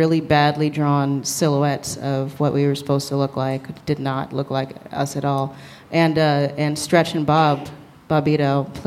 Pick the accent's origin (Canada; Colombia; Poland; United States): United States; New York City, New York; also born or lived in Cape Town, South Africa / Brooklyn; growing up in Manhattan and being a very Manhattan, and I still consider myself a Manhattanite